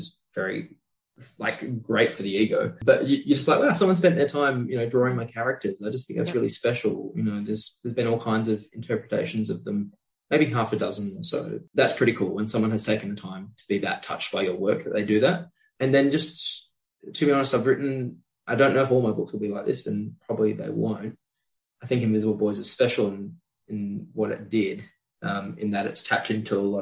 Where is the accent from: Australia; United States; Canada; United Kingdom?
Australia; born or raised there